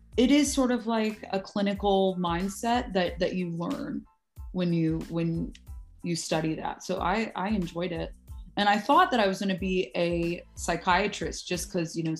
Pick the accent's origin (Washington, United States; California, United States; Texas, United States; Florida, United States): Texas, United States; Dallas; now in Temple, United States; I am from Dallas